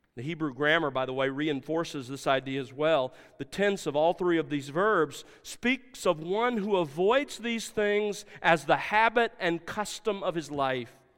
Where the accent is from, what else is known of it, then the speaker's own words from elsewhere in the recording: South Alabama, United States; growing up in South Alabama